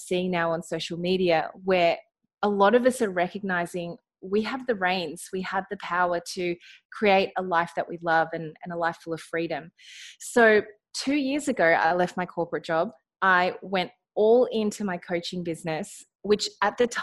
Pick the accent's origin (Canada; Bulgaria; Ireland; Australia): Australia; accent: Australian; I am in Australia. You might be able to hear it in my accent.